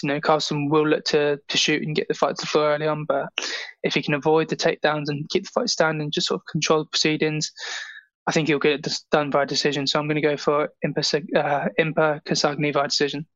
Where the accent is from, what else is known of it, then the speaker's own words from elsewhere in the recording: Gosport, South East England, United Kingdom; I'm still in my hometown